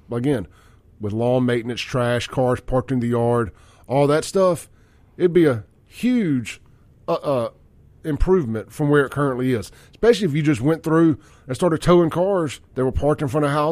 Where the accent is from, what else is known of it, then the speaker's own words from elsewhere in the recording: Jackson, Mississippi, United States; Man, I'm from Jackson.